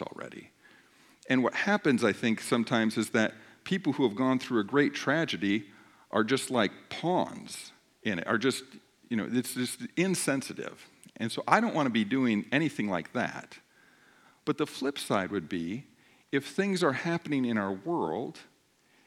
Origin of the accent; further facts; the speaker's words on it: United States; I'm an American